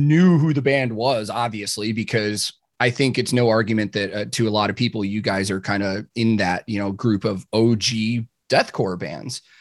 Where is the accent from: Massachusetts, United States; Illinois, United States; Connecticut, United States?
Illinois, United States; Chicago; I grew up in Chicago.